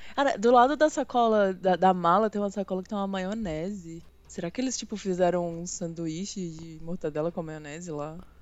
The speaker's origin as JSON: {"language": "Portuguese", "area": "Belo Horizonte", "region": "Minas Gerais", "country": "Brazil", "said": "eu sou de Belo Horizonte"}